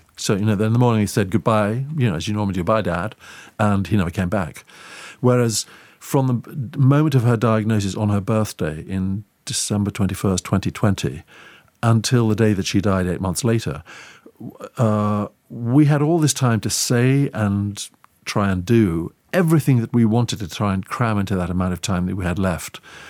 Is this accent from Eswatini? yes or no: yes; Eswatini; which was a nickname that she gave me because I grew up in Swaziland